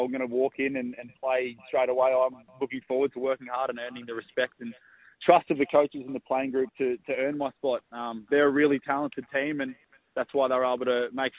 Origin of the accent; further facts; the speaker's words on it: Victoria, Australia; now in Gold Coast, Australia; on the Gold Coast, we're both from Victoria